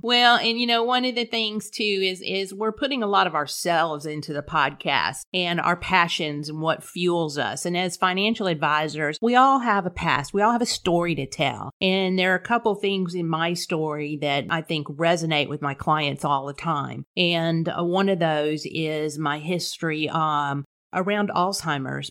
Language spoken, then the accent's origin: English; Corpus Christi, Texas, United States; accent: South Texas twang; also born or lived in North Carolina; I was born and raised in Corpus Christi, a native Texan.